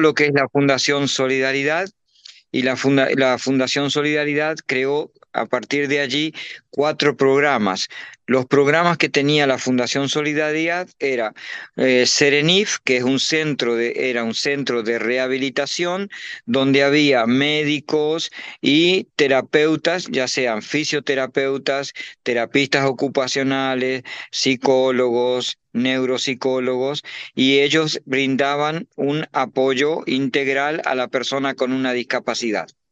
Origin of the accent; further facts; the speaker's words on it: Uruguay; now in Paraguay; soy uruguayo con nacido en Uruguay, pero eh, vivo hace muchos años en Paraguay